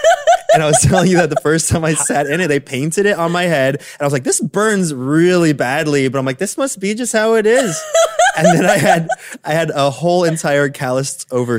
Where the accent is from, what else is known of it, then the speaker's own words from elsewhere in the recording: Sacramento, California, United States; We're both in Sacramento.